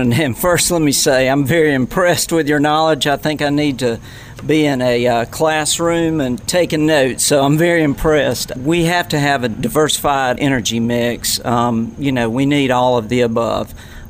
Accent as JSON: {"language": "English", "region": "Middle Georgia", "country": "United States", "tie": "born or raised there", "said": "I grew up in Middle Georgia. In fact, was a Flint EMC customer or member"}